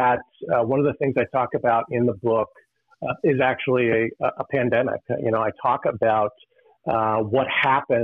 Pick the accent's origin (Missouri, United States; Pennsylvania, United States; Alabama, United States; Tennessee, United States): Pennsylvania, United States; Western; I grew up in Western Pennsylvania